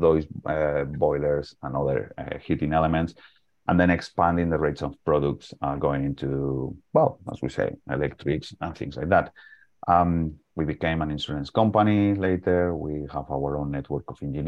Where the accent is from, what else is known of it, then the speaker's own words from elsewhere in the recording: Salamanca, Castile and León, Spain; English is a second language; moved away as an adult; now in London, United Kingdom; basically, I am from Spain. My accent probably already told you that. it's in a small city called Salamanca, that is on the west of Madrid